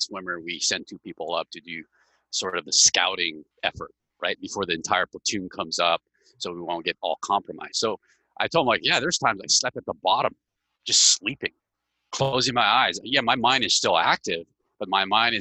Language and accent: English; Hawaii, United States; moved away; I grew up in Hawaii, right? I'm originally from here. I wasn't born here, but I'm originally from here.